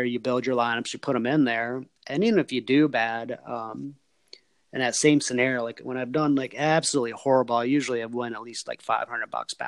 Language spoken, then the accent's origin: English; Michigan, United States; I grew up in Michigan and I live in Michigan